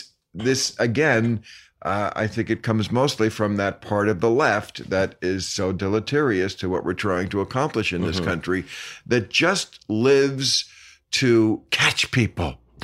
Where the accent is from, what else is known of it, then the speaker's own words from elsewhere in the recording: Connecticut, United States; No, I'm from Connecticut where they make it.